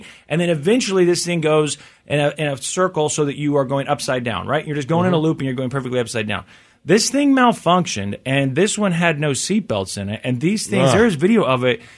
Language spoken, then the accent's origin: English; Missouri, United States; I'm from Missouri